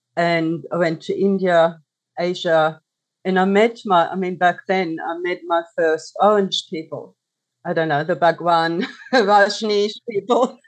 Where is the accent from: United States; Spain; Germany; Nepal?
Germany; moved away as an adult; now in Australia; I grew up in Germany as a single child